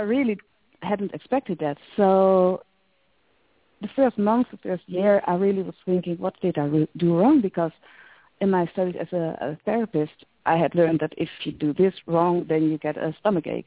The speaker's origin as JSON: {"language": "English", "region": "near Utrecht", "country": "Netherlands", "tie": "born or raised there", "said": "I was born near Utrecht, so I really know the place."}